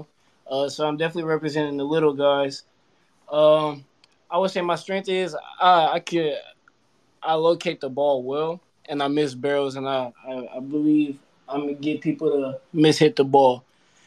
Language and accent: English; Charlotte, North Carolina, United States; I was born and raised in Charlotte around the Mallard Creek area